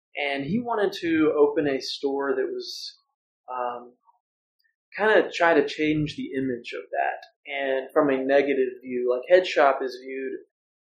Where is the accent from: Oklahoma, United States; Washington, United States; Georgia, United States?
Oklahoma, United States; Norman; I'm from Norman, grew up here, went to elementary, middle school, high school here.